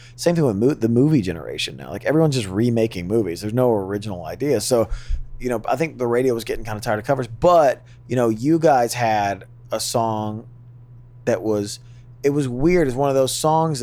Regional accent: the South, United States; we're from the South

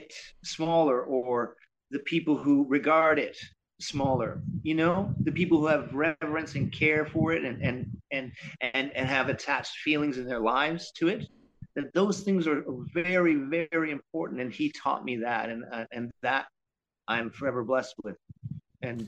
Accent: Canada; we're Canadian

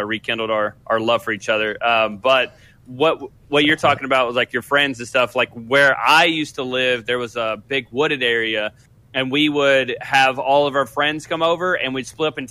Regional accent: the South, United States; We grew up in the South

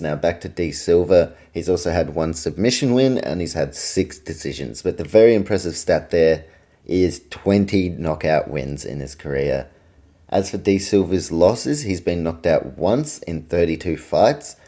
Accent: Auckland, New Zealand; also born or lived in Australia; my hometown of Auckland, New Zealand

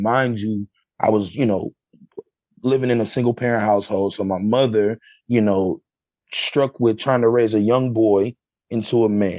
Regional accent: Sandusky, Ohio, United States; So I grew up in Sandusky, Ohio. But then I kind of hop, jump, skipped around growing up.

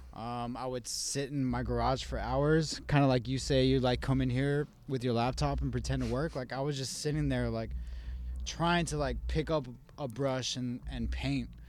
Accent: Las Cruces, New Mexico, United States; also born or lived in Albuquerque, New Mexico; I was born in Las Cruces

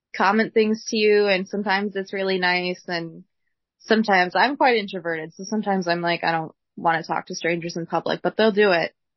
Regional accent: Wisconsin, United States; I'm from Wisconsin. I've lived here my whole life

